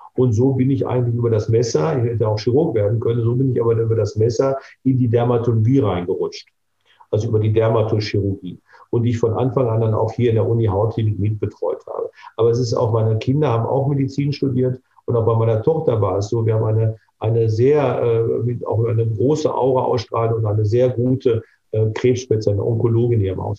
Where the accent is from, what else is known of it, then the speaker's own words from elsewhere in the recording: Bochum, North Rhine-Westphalia, Germany; hier in meiner Heimatstadt Bochum